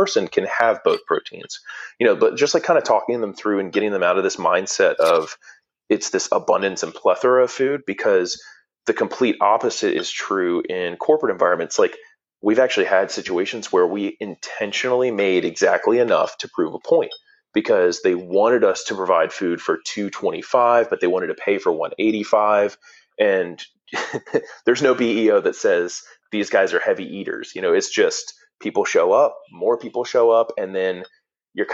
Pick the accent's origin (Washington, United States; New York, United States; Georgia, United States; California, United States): Georgia, United States; Atlanta; I'm from Atlanta